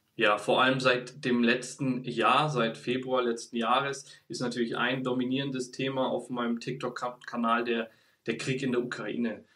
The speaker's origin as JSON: {"language": "German", "region": "Bavaria", "country": "Germany", "tie": "born or raised there", "moved": "as an adult", "lives_now": "Stuttgart, Germany", "said": "Ich bin geboren und aufgewachsen in Bayern"}